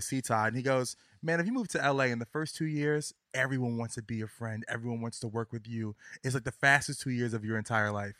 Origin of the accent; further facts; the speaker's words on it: Virginia, United States; now in New York City, United States; I'm from Virginia.